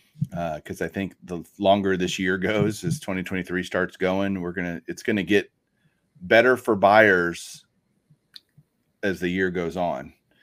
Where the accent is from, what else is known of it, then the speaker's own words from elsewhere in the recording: Texas, United States; I'm from Texas. That's a Texas saying